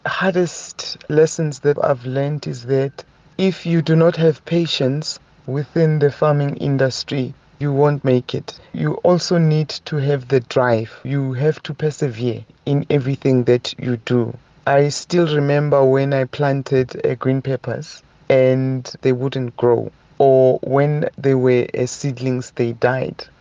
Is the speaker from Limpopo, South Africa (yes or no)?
no; Soweto, Gauteng, South Africa; now in Mahikeng, South Africa; I was born and bred in Soweto